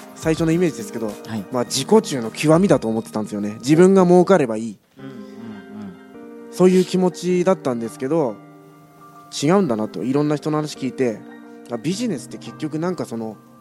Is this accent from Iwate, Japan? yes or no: yes; Iwate, Japan; now in Kyoto, Japan; 岩手出身